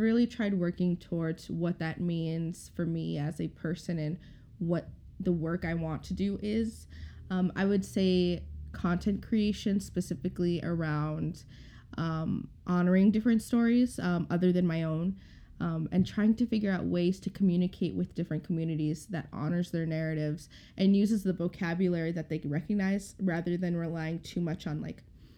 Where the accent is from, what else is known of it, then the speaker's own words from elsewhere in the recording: St. Paul, Minnesota, United States; I grew up here in Minnesota, specifically in St. Paul, in an immigrant neighborhood.